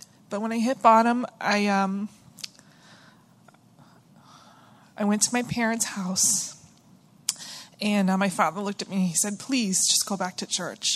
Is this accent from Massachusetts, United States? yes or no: yes; Stoneham, Massachusetts, United States; I'm from Stoneham, Massachusetts, which is just north of Boston